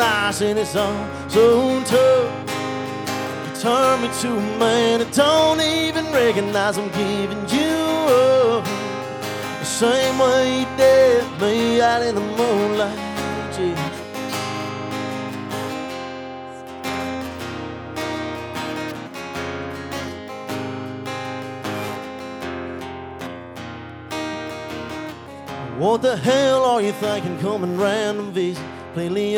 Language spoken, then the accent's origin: English; South Carolina, United States; I'm from South Carolina